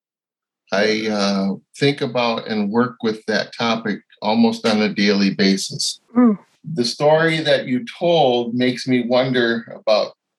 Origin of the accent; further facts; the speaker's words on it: United States; I hail from Dakota country